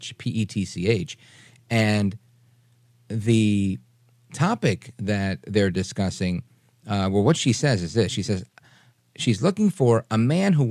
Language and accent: English; New York City, New York, United States; now in New Jersey, United States; I grew up in Brooklyn and I live in Jersey now